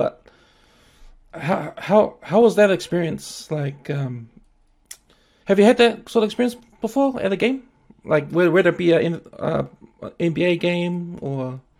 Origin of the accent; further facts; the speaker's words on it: South Africa; Yeah, I'm not sure. I'm from South Africa.